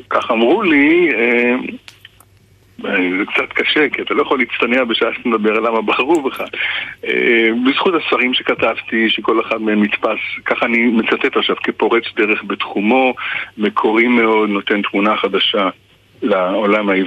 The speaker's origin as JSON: {"language": "Hebrew", "country": "Israel", "said": "כי אה, כישראלי אני ער מאוד לתפקיד של העבר"}